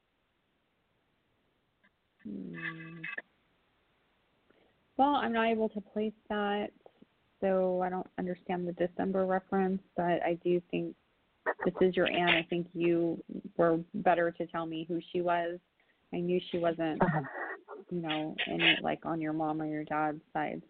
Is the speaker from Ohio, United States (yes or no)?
no; California, United States; I'm from California